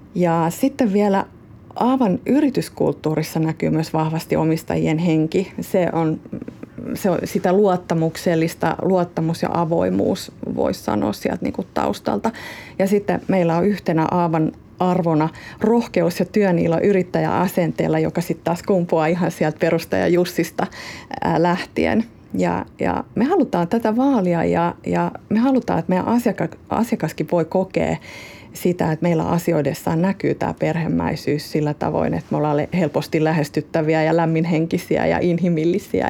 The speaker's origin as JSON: {"language": "Finnish", "region": "South Ostrobothnia", "country": "Finland", "tie": "born or raised there", "accent": "Ostrobothnian dialect", "moved": "as an adult", "lives_now": "Helsinki, Finland", "said": "lapsuuden kodilla ja sillä ympäristöllä, missä on kasvanut. Ja mä oon syntynyt Etelä-Pohjanmaalla"}